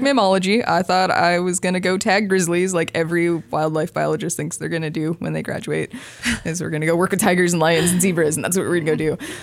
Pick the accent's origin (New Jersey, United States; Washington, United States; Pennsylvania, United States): Washington, United States; Vancouver; moved away; I'm from Vancouver, Washington, so not very far away.